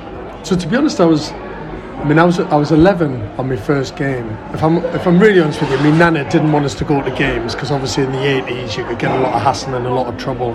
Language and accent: English; Washington, North East England, United Kingdom; also born or lived in Sunderland; my mum and dad moved to Washington when they were younger because it was seen as the new place to live in Washington, Newtown. So that was my patch. That's where I was brought up